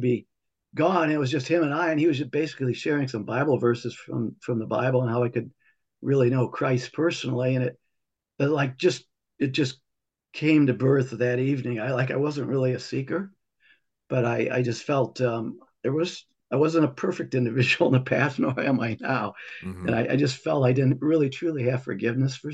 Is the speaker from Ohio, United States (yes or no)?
yes; Toledo, Ohio, United States; born or raised there